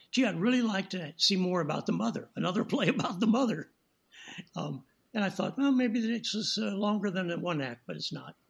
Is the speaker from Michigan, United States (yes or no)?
no; St. Louis, Missouri, United States; moved away as an adult; also born or lived in Rapid City, South Dakota; now in Los Angeles, United States; I started working as a child actor in St. Louis, my hometown